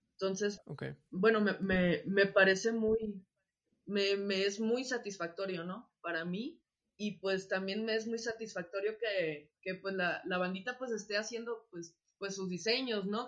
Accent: Acapulco, Guerrero, Mexico; moved away; yo soy de Acapulco

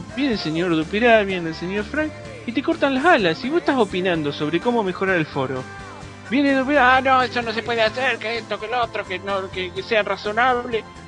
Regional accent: Argentina; soy, de Argentina

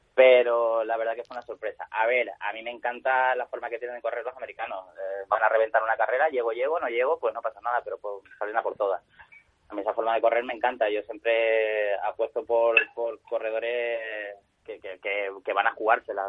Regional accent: Spain; me siento como corredor español orgulloso y como organizador español orgulloso

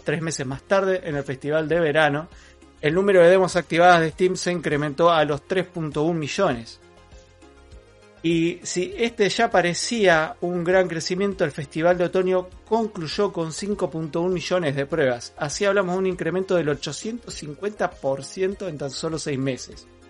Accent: Argentina; also born or lived in Neuquén; soy argentino.

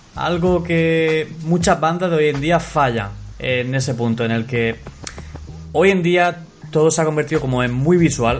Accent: Andalusia, Spain; yo soy andaluz, ¿vale? Soy andaluz.

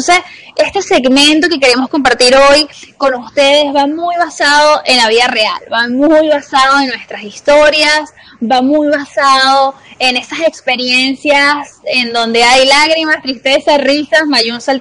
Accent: Venezuela; las dos somos de Venezuela, pero estamos en diferentes países

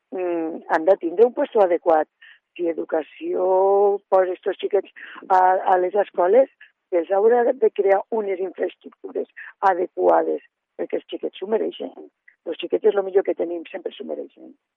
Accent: Lledó, Aragon, Spain; jo sóc de Lledó, eh, he viscut eh, tota la vida a Lledó, excepte eh, quan he estat estudiant

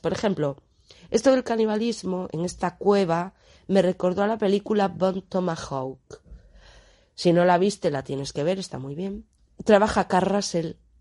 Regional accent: Galicia, Spain; para aquí, para mi tierra, a un poeta que tenemos aquí, a Manuel Antonio

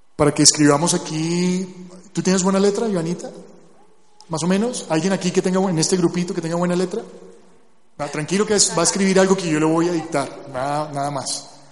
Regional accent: Barranquilla, Atlántico, Colombia; yo nací en Barranquilla

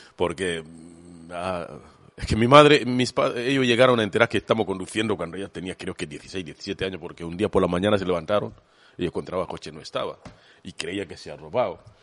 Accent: Kenya; Spanish is a second language; moved away as an adult; now in Spain; mi tribu, hablaba Kikuyu

